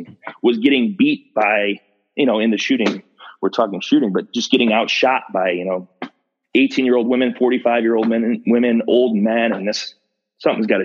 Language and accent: English; Ohio, United States; I was born and raised in Ohio, never really left